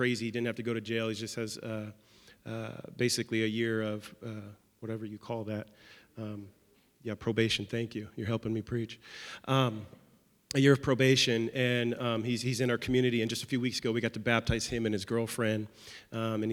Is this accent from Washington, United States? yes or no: yes; Seattle, Washington, United States; moved away as an adult; now in Nashville, United States; we are originally from Seattle, Washington